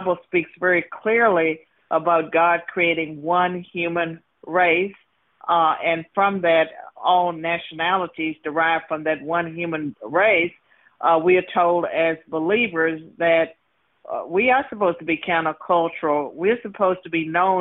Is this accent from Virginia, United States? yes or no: yes; Virginia, United States; I was born and raised in Virginia